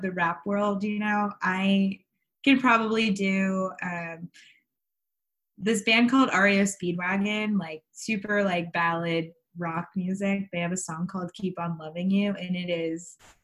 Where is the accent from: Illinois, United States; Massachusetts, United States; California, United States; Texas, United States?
Texas, United States; Houston; I am from Houston, H-Town hotties, as they say